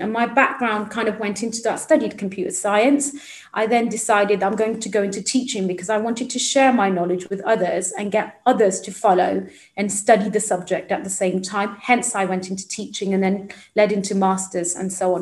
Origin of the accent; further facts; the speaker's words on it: Midlands, United Kingdom; I come from the Midlands itself, so although I'm in London today, um, so originally I'm from the Midlands. Um, I went to like an inner city school